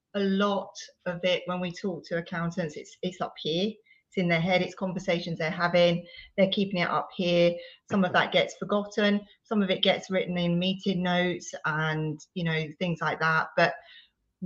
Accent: Surrey, South East England, United Kingdom; moved away as an adult; now in Teignmouth, United Kingdom; Devon, Tynmouth. So not far from you, over the water. Originally Surrey, though. Obviously, this isn't very much of a Devonian accent

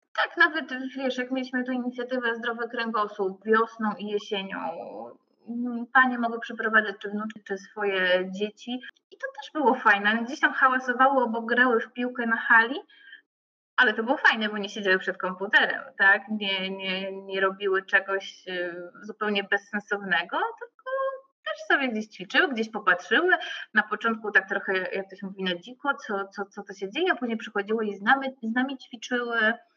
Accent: Obierwia, Masovian Voivodeship, Poland; pochodzę z małej miejscowości e, koło Ostrołęki

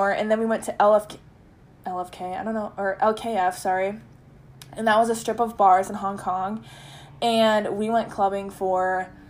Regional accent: United States; We go there and we get free shots because just because we're American.

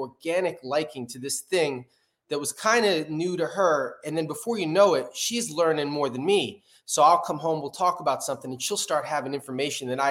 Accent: New Jersey, United States; moved away as an adult; now in California, United States; I'm a rapper from New Jersey.

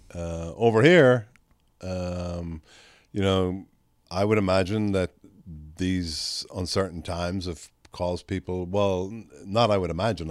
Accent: Ireland; now in Texas, United States; when I grew up in Ireland

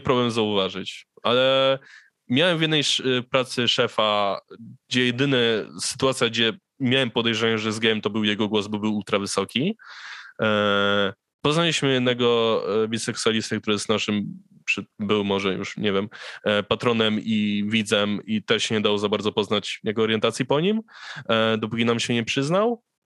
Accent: Sierpc, Masovian Voivodeship, Poland; pochodzę z miasta, w którym jest robione

